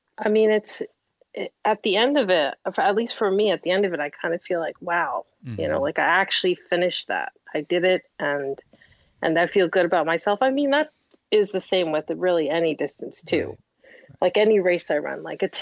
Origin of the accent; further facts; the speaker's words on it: Montreal, Quebec, Canada; growing up in Montreal